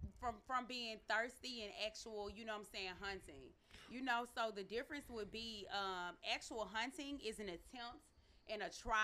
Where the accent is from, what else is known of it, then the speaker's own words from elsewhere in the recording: the South, United States; I'm from the South. I'm a Southern Belle. So, I mean, I definitely think that, like, dating in New York is, like, something, like, completely different from down South, even though I haven't been there in a while.